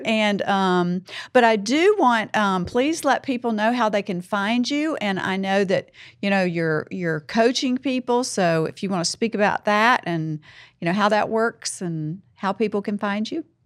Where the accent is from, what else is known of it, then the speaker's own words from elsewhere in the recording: the South, Southern United States, United States; accent: Southern; I'm Southern. I'm, that's who I am, you know? I have an accent